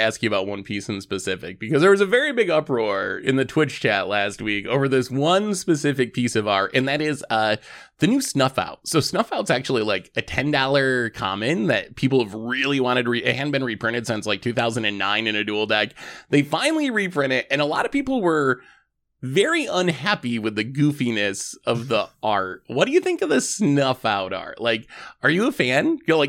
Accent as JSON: {"language": "English", "country": "United Kingdom", "said": "I'm a British guy standing here."}